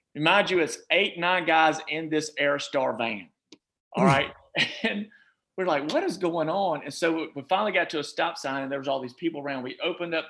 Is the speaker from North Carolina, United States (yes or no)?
yes; Charlotte, North Carolina, United States; moved away as an adult; also born or lived in Virginia / Georgia / Beaufort County, North Carolina; Even though I was from Charlotte